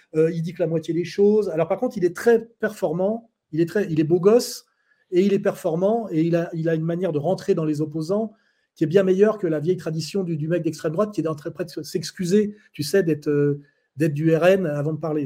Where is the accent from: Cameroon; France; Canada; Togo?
France; moved away as an adult; now in Switzerland; Je suis français, donc je suis né français